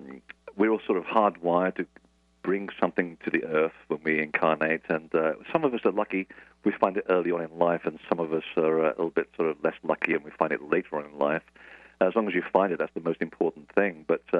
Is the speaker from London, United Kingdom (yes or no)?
yes; London, United Kingdom; accent: transatlantic; also born or lived in Portugal / United States; I was actually born in Portugal, and I moved to London when I was 8, and then I lived half of my life in America. So this is why I have this ridiculous accent, which is sort of transatlantic.